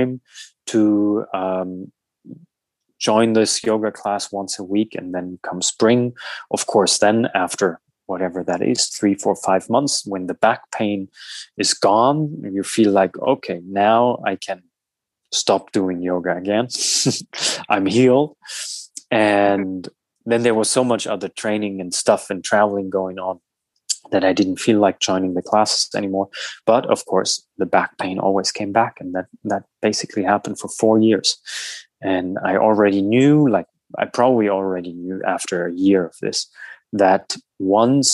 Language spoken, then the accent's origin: English; Southern Germany, Germany; moved away as an adult; also born or lived in Berlin / United States; from my hometown in the south of Germany